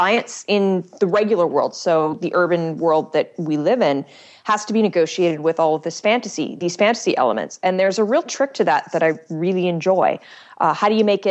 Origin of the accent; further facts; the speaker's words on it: Canada; I'm Canadian